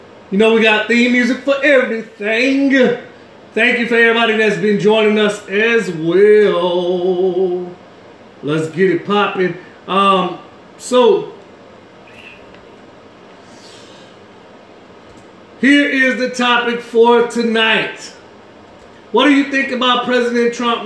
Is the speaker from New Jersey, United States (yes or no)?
no; New Orleans, Louisiana, United States; where I come from New Orleans, where Katrina hit 2005